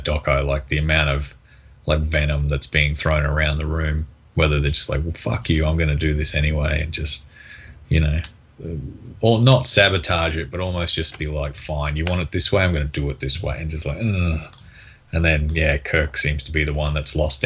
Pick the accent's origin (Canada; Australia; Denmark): Australia; I'm Australian